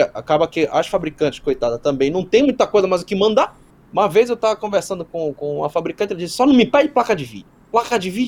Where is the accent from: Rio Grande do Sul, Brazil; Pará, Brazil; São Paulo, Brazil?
Pará, Brazil; Belém; até me perguntaram aqui se eu sou do Pará, eu sou, sou do Pará, sou de Belém mesmo.